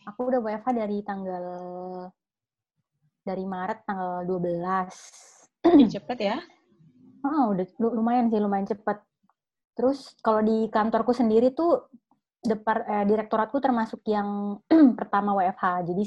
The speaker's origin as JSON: {"language": "Indonesian", "town": "Samarinda", "region": "East Kalimantan", "country": "Indonesia", "said": "memang orang Samarinda. Plus aku juga orang Samarinda."}